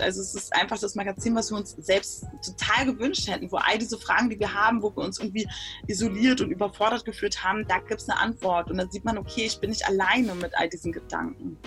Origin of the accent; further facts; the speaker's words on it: Berlin, Germany; Also ich bin in Berlin geboren und aufgewachsen